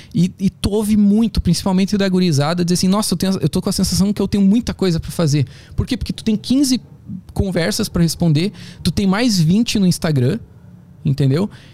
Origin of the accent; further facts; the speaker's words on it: South Region, Brazil; moved away; also born or lived in São Paulo; eu também sou do Sul